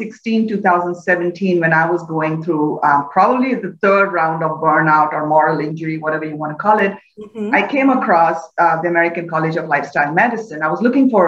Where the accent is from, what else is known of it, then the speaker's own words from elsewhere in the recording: India; moved away; I grew up in India in a fairly typical middle-class family